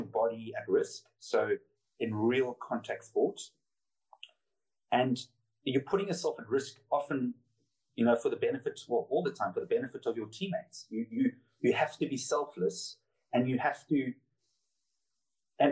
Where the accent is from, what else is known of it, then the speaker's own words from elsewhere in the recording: Cape Town, Western Cape, South Africa; moved away as an adult; also born or lived in Noosa Heads, Australia / London, United Kingdom; I came from Cape Town, which is notorious for being clicky. So everyone knows your business